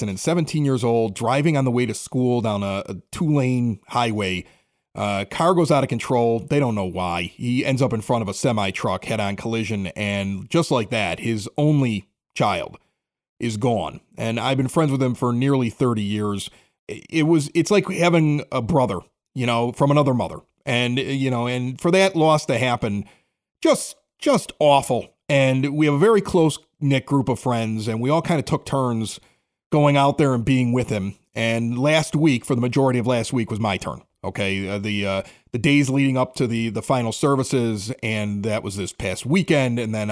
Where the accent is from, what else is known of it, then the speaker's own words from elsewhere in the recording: Chicago, Illinois, United States; I grew up in Chicago, like 80th and Spalding.